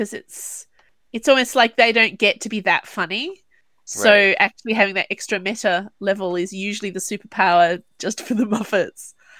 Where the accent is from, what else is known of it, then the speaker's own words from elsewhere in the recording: Australia; As an Australian